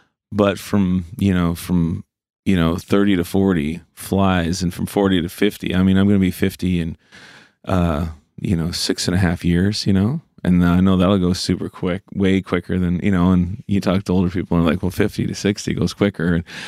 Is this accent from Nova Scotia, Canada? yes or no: yes; Cole Harbour, Nova Scotia, Canada; And I'm from Cole Harbour, you know, it was just all hockey dudes